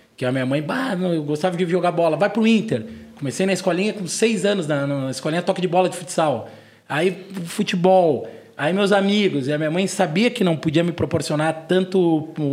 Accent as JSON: {"language": "Portuguese", "town": "Porto Alegre", "region": "Rio Grande do Sul", "country": "Brazil", "said": "eu tenho 37 anos, sou de Porto Alegre"}